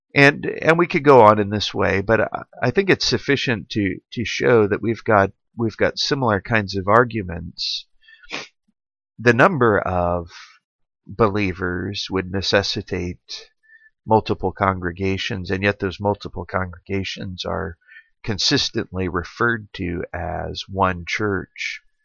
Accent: Central or Clemson, South Carolina, United States; my hometown here

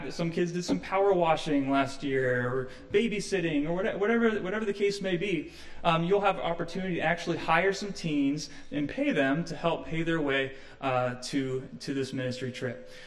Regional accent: Midwest, United States; I'm from the Midwest, so this this reminds me of my growing up years as well.

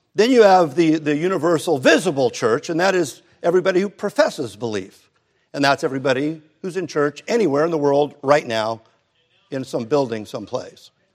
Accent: Hermosa Beach, California, United States; growing up in Hermosa Beach

